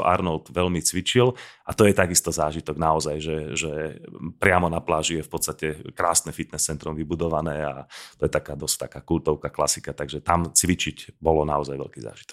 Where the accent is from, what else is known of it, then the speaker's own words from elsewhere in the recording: Slovakia; toto mi na Slovensku trošku chýba, že sme takí, stále sme uzavretí